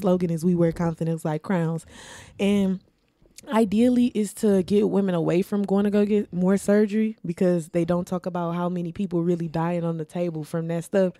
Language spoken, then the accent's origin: English; Milwaukee, Wisconsin, United States; I was born and raised here in Milwaukee, Wisconsin